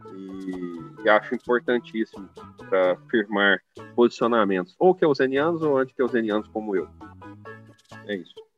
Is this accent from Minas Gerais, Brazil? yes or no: yes; Araguari, Minas Gerais, Brazil; Eu sou de Araguari, Minas Gerais, é uma cidade de 120 mil habitantes aqui no Triângulo Mineiro, Araguari.